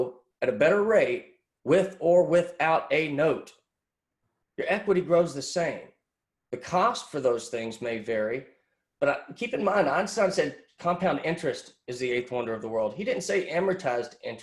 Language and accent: English; Pottsboro, Texas, United States; I grew up in Podunk, Pottsboro, Texas.